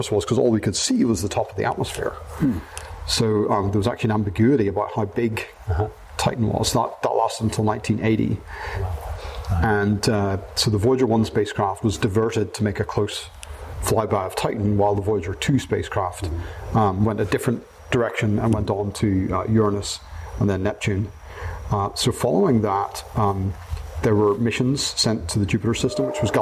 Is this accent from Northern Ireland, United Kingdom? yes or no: yes; Belfast, Northern Ireland, United Kingdom; moved away as an adult; also born or lived in Manchester, United Kingdom; now in United States; I grew up in Northern Ireland, in Belfast